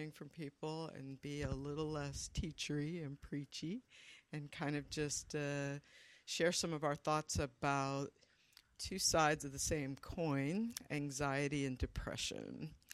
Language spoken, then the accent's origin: English; Midwest, United States; also born or lived in the South; now in Los Angeles, United States; I'm originally from the Midwest. So I was born in the South, but kind of raised in the Midwest